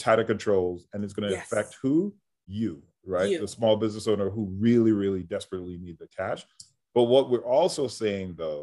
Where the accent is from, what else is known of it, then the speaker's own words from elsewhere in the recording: New York City, New York, United States; I grew up in New York City, but in the 80s